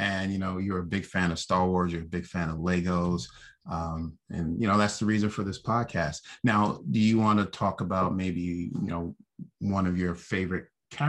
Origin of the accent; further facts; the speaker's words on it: New York City, New York, United States; I'm from Brooklyn